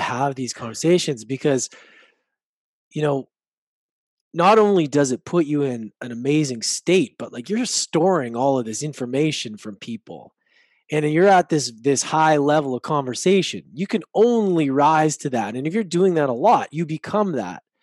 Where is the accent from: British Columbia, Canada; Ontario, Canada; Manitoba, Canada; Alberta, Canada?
Alberta, Canada; Edmonton; growing up in Edmonton